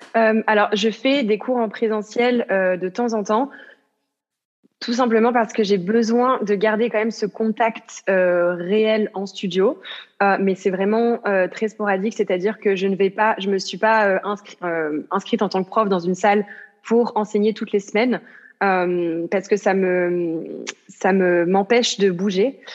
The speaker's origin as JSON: {"language": "French", "region": "south of France", "country": "France", "moved": "as an adult", "lives_now": "Amsterdam, Netherlands", "said": "je viens du sud de la France à l'origine, et puis j'habite à Amsterdam, donc aux Pays-Bas."}